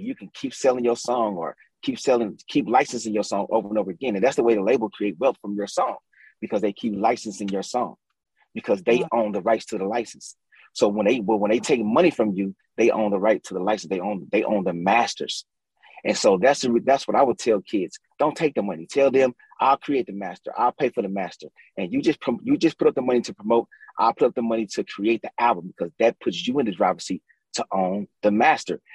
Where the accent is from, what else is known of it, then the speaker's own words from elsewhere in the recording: St. Louis, Missouri, United States; born and raised from the St. Louis on the west side